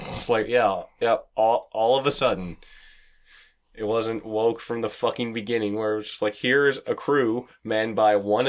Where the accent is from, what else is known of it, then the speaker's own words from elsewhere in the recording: Canada; and we're Canadian